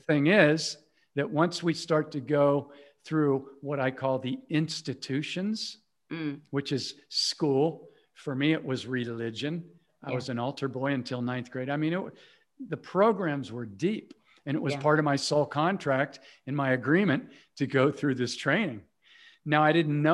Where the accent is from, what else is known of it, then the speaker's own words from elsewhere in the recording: Cincinnati, Ohio, United States; I grew up in the Midwest in Cincinnati, Ohio, in the United States